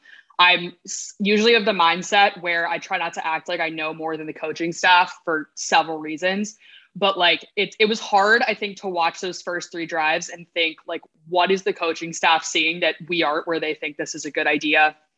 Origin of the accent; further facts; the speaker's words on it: Richmond, Virginia, United States; Yes, so I am from Virginia. I grew up in Richmond.